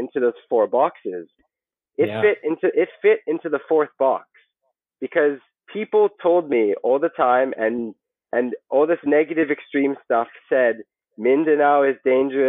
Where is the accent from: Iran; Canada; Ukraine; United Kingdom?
Canada; moved away as an adult; also born or lived in Hong Kong; now in Philippines; growing up in Canada